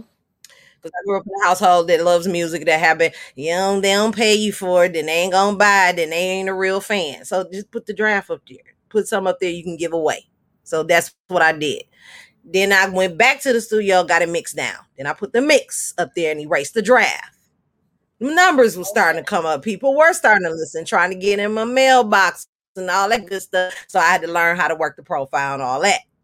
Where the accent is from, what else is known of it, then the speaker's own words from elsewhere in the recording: Milwaukee, Wisconsin, United States; I am from Milwaukee, Wisconsin